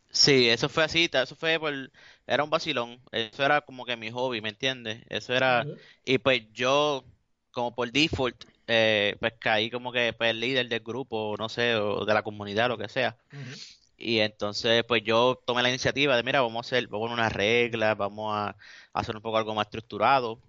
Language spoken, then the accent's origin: Spanish; Puerto Rico; yo soy latino y soy orgulloso de ser latino, de ser puertorriqueño